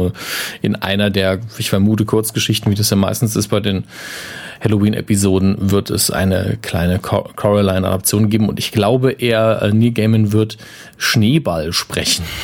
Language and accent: German; United Kingdom; Ich war nicht sarkastisch, ich fand das schön. Ich bin Brite.